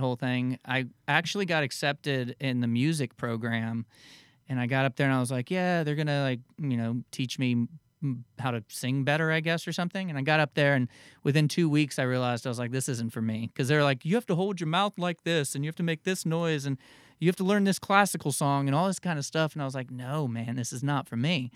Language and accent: English; the Florida Keys and South Florida, United States; I grew up in the Keys and down in South Florida